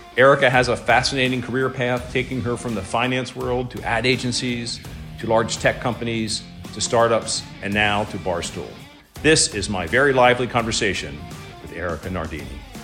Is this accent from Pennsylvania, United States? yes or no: yes; near Penn National, Pennsylvania, United States; I grew up near Penn National